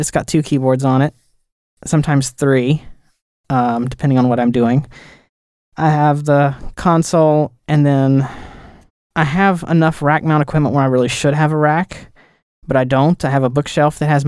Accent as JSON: {"language": "English", "region": "the South", "country": "United States", "said": "I'm from the South"}